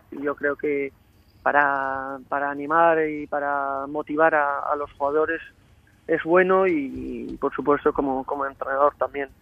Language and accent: Spanish; Spain; now in Cyprus; como, como español